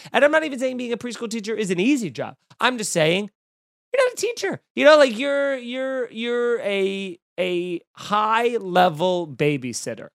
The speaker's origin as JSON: {"language": "English", "area": "Long Island", "region": "New York", "country": "United States", "tie": "born or raised there", "said": "Growing up in Long Island"}